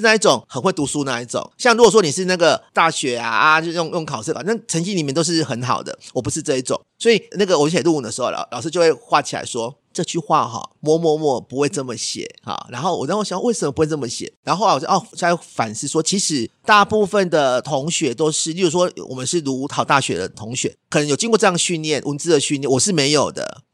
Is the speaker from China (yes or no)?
no; Taiwan; 我们台湾人嘛